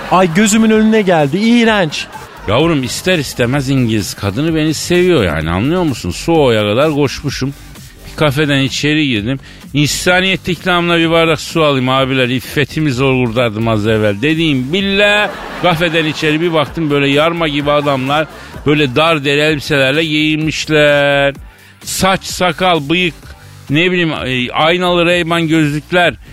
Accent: Elazığ Province, Turkey; Ya ne arar güzelim biz Elazığlıyız kuru iklim çocuğuyuz.

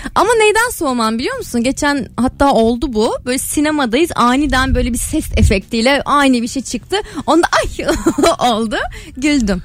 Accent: Rize, Rize Province, Turkey; Rizeli olduğum için

